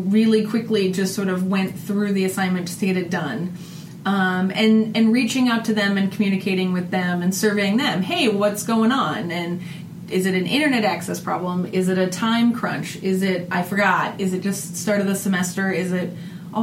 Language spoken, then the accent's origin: English; Northeast Iowa, United States; this is my hometown